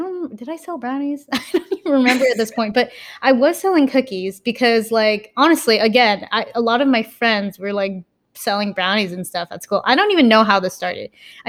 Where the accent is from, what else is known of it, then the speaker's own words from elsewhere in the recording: Philippines; And also, I guess I want to say being Filipino, it's almost like ingrained into our culture.